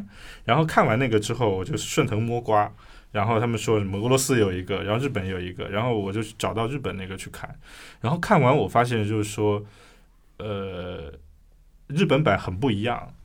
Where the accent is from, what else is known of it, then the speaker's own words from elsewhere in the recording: Guangdong, China; 我广东人，然后我们小时候能收到香港的那个七十二分电影台